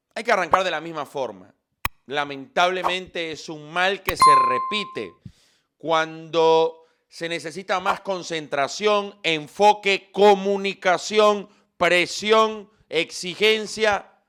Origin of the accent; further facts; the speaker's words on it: Venezuela; como venezolano